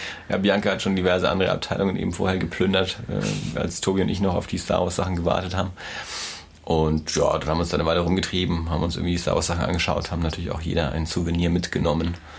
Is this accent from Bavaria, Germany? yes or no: yes; Erlangen, Bavaria, Germany; ich bin ja in Erlangen aufgewachsen